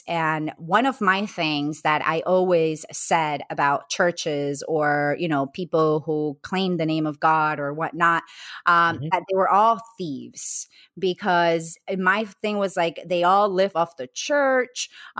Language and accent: English; Colombia; English is a second language; I grew up Catholic in Colombia, I went to Catholic school.